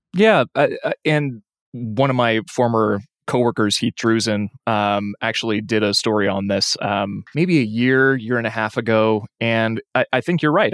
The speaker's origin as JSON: {"language": "English", "town": "Lewiston", "region": "Idaho", "country": "United States", "moved": "yes", "said": "I'm from Lewiston originally and still have friends in Moscow"}